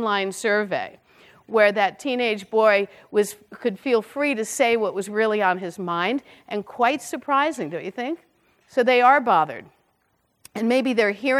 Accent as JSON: {"language": "English", "town": "Brooklyn", "region": "New York", "country": "United States", "said": "I'm from Brooklyn"}